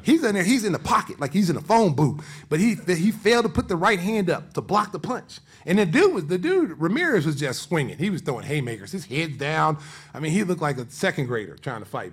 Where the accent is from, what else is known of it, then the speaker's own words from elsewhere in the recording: Oklahoma, United States; now in Chicago, United States; I wasn't born in Chicago. I was born in Oklahoma